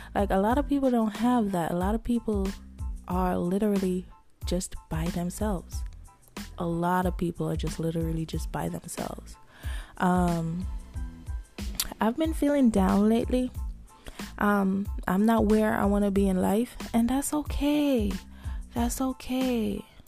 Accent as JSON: {"language": "English", "country": "Jamaica", "said": "I'm Jamaican."}